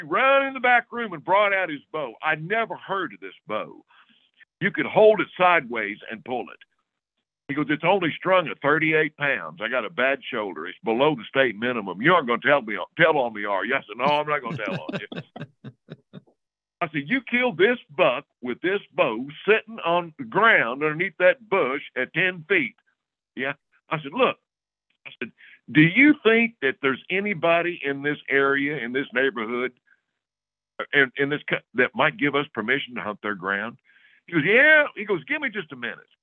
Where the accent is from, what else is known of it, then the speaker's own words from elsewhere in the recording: Oklahoma, United States; I grew up in Oklahoma, and I graduated in 1972, and my senior year in high school